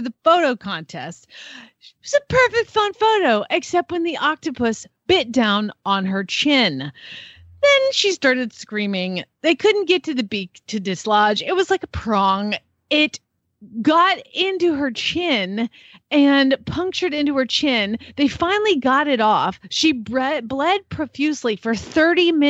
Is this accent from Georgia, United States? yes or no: yes; Atlanta, Georgia, United States; my hometown of Atlanta, Georgia